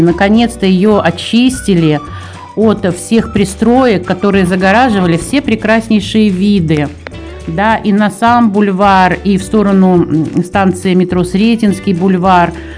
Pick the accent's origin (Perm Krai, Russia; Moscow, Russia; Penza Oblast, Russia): Moscow, Russia